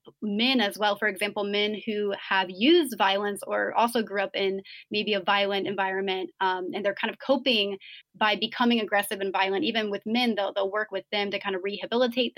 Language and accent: English; United States; being American